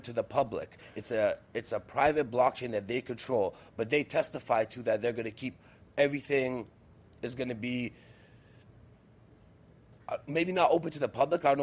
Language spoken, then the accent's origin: English; Moscow, Russia; I was born in Russia, Moscow specifically